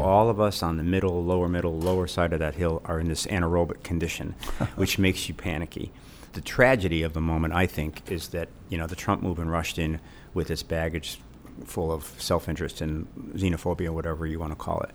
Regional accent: Illinois, United States; I grew up in Illinois

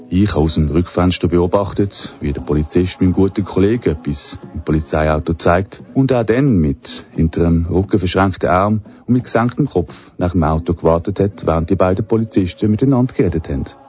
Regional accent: Switzerland

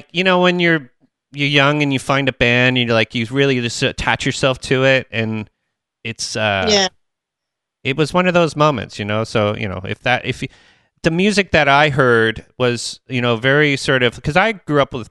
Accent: Canada; as a Canadian, America's only 2.5 hours away from me

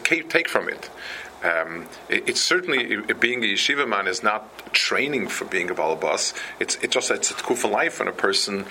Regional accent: New York City, New York, United States; also born or lived in Lakewood, New Jersey; Where I grew up on the Lower East Side, there was a Chassidish Rebbe

